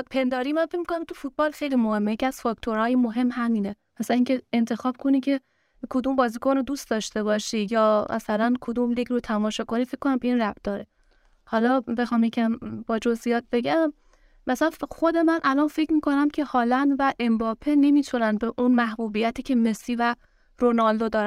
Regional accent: Ramhormoz, Khuzestan, Iran; من خوزستان شهرستان رامهرماست

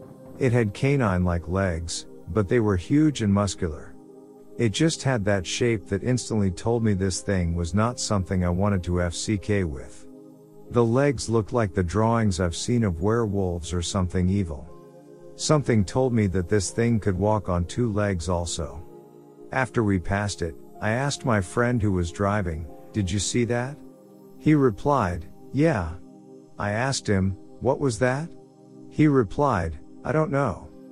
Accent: Henderson, Nevada, United States; I'm from Henderson, Nevada.

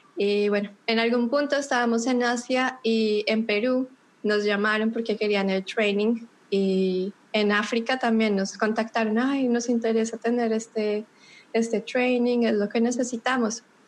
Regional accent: Bogotá, Colombia; moved away as an adult; yo soy de Bogotá, de pronto por mi acento alcanzan a descubrir que soy colombiana de Bogotá

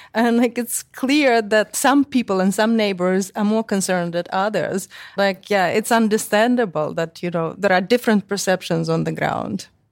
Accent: Chisinau, Moldova; moved away; I'm from Moldova, from Chisinau.

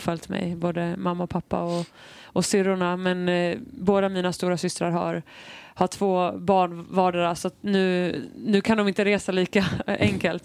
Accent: Falun, Dalarna County, Sweden; also born or lived in Washington DC, United States; now in Stockholm, Sweden; jag kommer från Falun, alltså det är inte jättestort.

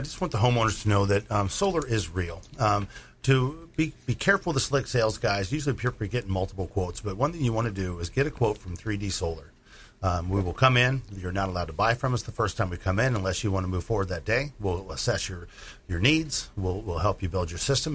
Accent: Illinois, United States; moved away; I'm from Illinois, a farm ground

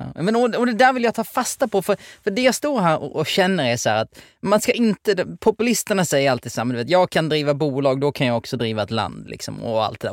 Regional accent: outside Helsingborg, Skåne, Sweden; jag är uppväxt utanför Helsingborg

